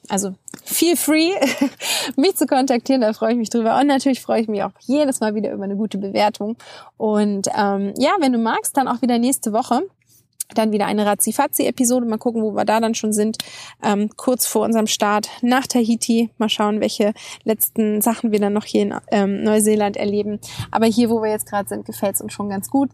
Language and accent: German; Germany; bei uns in Deutschland